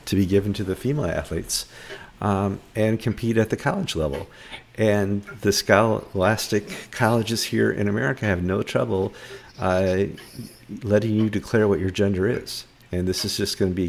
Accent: Connecticut, United States; I'm from Connecticut

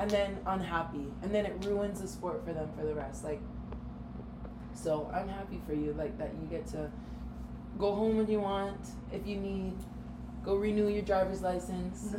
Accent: Hawaii, United States; moved away as an adult; also born or lived in Minneapolis / Arizona; this really small town Hawaii girl

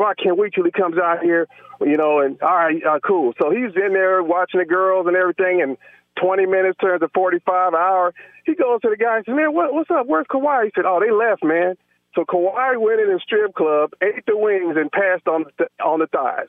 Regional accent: San Antonio, Texas, United States; now in Mobile, Alabama, United States; I grew up in San Antonio, spent most of my life there

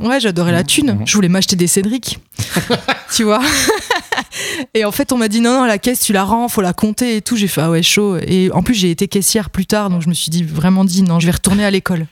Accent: Vesoul, Bourgogne-Franche-Comté, France; accent: Franc-comtois; moved away; also born or lived in Besançon; je suis de Vesoul

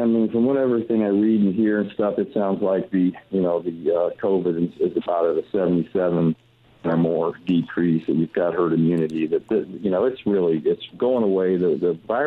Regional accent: Arizona, United States; moved away as an adult; also born or lived in Ohio; now in California, United States; we're from Arizona, but we've been living in California because my daughters have been acting

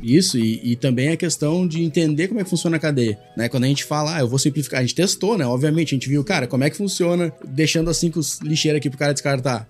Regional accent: Porto Alegre, Rio Grande do Sul, Brazil; eu como porto-alegrense, né, e, e, gaúcho, tenho um pouco de bairrismo

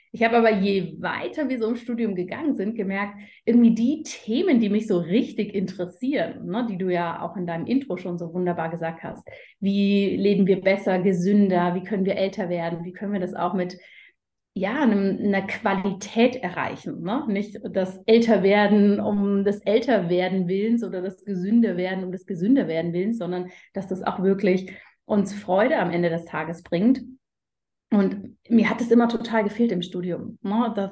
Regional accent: Berlin, Germany; now in Zurich, Switzerland; ich komme ganz ursprünglich aus Berlin, wohne mittlerweile aber in der Schweiz, in Zürich mit meiner Familie.

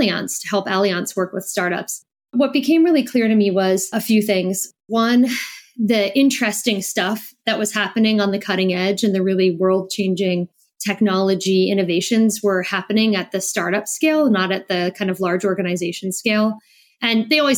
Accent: New Jersey, United States; moved away as an adult; also born or lived in New York / Iowa City, Iowa / Germany; now in France; I grew up in New Jersey. I'm American.

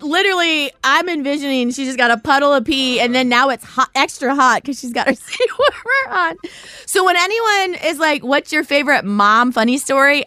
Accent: Ohio, United States; I am from Ohio. I live in Cincinnati.

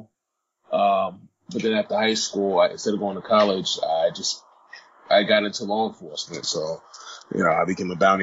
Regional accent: Irvington, New Jersey, United States; moved away; also born or lived in Newark, New Jersey; I'm from Irvington, New Jersey. Born in North, raised in Irvington.

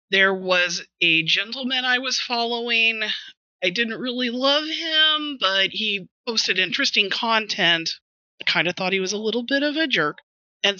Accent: West Texas, United States; moved away; also born or lived in Houston; I'm from West Texas originally

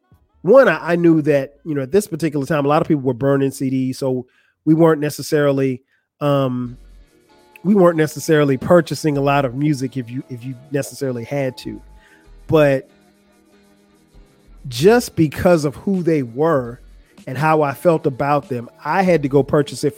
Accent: South Carolina, United States; moved away as an adult; also born or lived in Atlanta; I'm from South Carolina

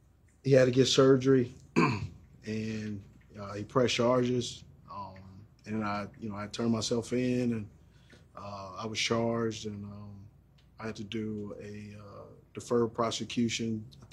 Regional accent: Los Angeles, California, United States; Exactly. Remember, I grew up in the …, you know, ….

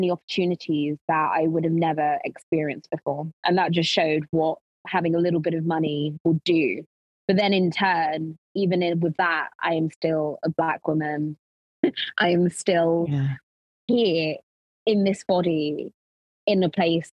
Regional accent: London, United Kingdom; also born or lived in Lincolnshire; growing up, I grew up in North London in Tottenham

